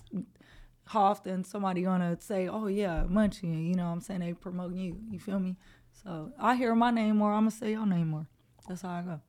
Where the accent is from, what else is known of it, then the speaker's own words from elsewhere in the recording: Los Angeles, California, United States; I'm born and raised in Los Angeles, California, uh, South Central to be exact